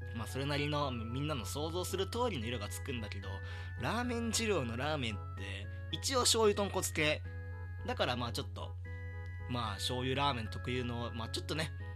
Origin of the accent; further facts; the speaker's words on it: rural Hyogo Prefecture, Japan; moved away as an adult; now in Tokyo, Japan; 兵庫県の田舎から、この、東京にやってきたんだけど、その時の、その、田舎少年の僕